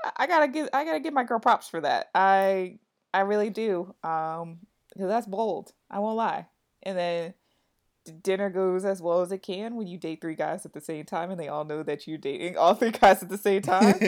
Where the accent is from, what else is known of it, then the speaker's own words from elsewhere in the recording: New York City, New York, United States; I'm a New Yorker